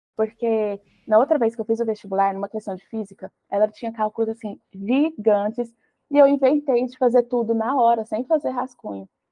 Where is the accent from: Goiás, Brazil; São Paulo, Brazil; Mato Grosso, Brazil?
Goiás, Brazil; onde eu morava, que eu sou de Goiás.